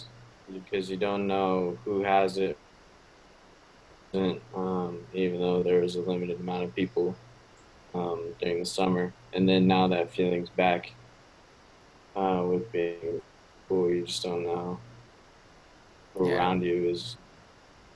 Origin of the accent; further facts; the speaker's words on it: Washington, United States; also born or lived in Minnesota; now in Fort Myers, United States; I'm originally from Washington State, but my parents live in Minnesota now